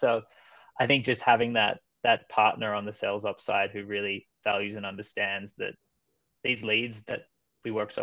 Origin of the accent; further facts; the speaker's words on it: Melbourne, Victoria, Australia; moved away as an adult; also born or lived in Copenhagen, Denmark / Stockholm, Sweden; I'm from Australia originally. I'm actually grew up in Melbourne, Australia